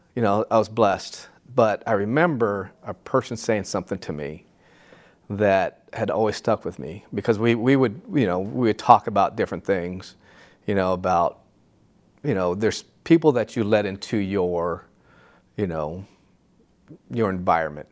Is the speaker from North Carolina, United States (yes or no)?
no; Santa Ana, California, United States; I grew up in Santa Ana in the, you know, the seventies